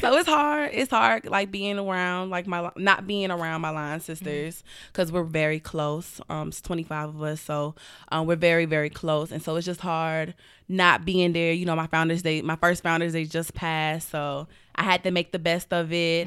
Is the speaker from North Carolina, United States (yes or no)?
no; Atlanta, Georgia, United States; I am from Atlanta, Georgia.